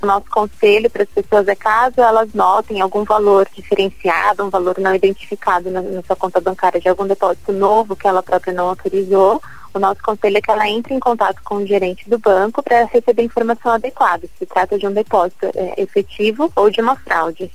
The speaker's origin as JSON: {"language": "Portuguese", "town": "Salvador", "region": "Bahia", "country": "Brazil", "said": "eu sou de Salvador, sou baiana"}